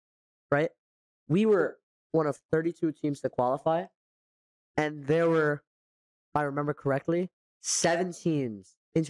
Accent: Morocco; I'm from Morocco, right?

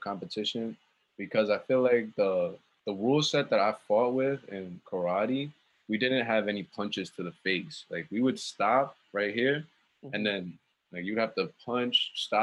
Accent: New York City, New York, United States; also born or lived in Wisconsin / Long Island; growing up in Queens, we didn't really have money like that until we moved to Long Island

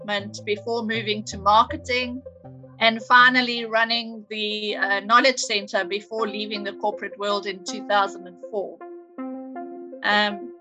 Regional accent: Cape Town, Western Cape, South Africa; moved away as an adult; also born or lived in Durban; I grew up in Cape Town, but I moved to Durban in the early 80s.

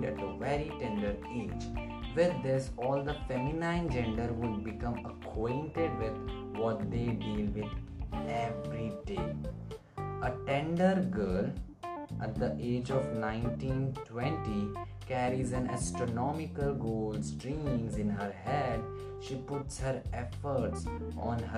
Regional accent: India; I'm from India

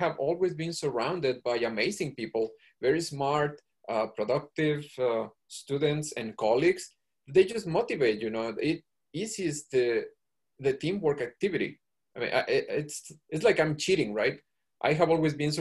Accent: Mexico; moved away as an adult; also born or lived in Georgia, United States; now in Pennsylvania, United States; the physics school in Mexico was not in my hometown

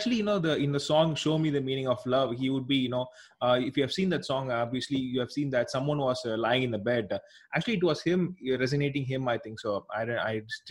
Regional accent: South India, India; I'm actually from India

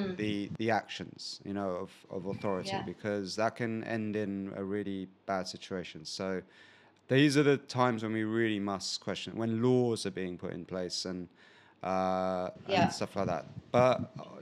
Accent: England, United Kingdom; we're from probably the same country, England.

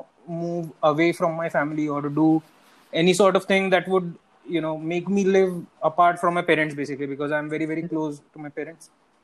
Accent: India; the best potatoes in India are grown in Madhya Pradesh, okay, which is very close to my hometown.

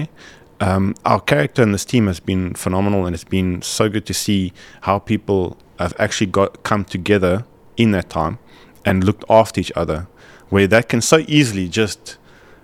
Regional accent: South Africa; as a South African

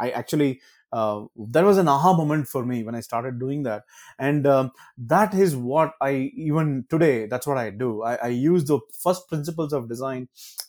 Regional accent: Karnataka, India; first language Kannada; Fortunately, I speak Kannada. That is my mother tongue.

